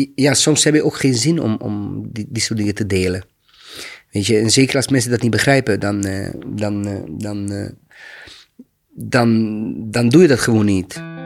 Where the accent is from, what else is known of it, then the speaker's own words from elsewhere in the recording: Maglaj, Federation of Bosnia and Herzegovina, Bosnia & Herzegovina; Dutch is a second language; moved away as an adult; now in Rotterdam, Netherlands; Toen was ik in mijn geboortestad. Dat was Maglai.